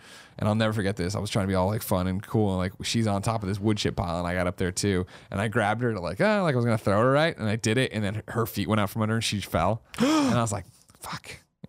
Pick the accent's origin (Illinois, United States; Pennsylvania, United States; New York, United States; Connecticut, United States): Illinois, United States; Chicago; Well, I'm from Illinois. The suburb of Chicago originally.